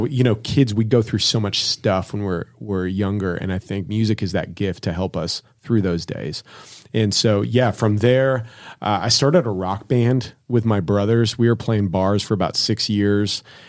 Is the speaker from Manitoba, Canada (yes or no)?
yes; Winnipeg, Manitoba, Canada; From my hometown, we have … came out of there